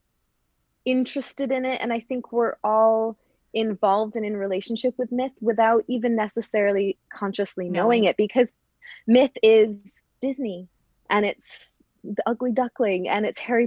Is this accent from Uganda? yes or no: no; Canada; moved away as an adult; also born or lived in Vancouver, British Columbia / Calgary, Alberta; now in Glasgow, United Kingdom; I'm Canadian. I'm from West Coast Canada, Vancouver and Calgary. And then I moved over to Glasgow almost 6 years ago now.